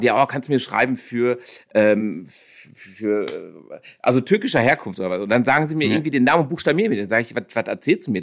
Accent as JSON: {"language": "German", "country": "South Africa", "tie": "born or raised there", "moved": "yes", "lives_now": "Germany", "said": "da bin ich aufgewachsen"}